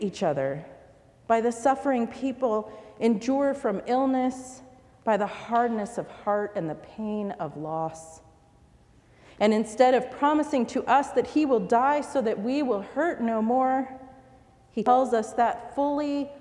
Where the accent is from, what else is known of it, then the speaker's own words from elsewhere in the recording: United States; Like many immigrants, she hoped that my life growing up in America would mean a comfortable life.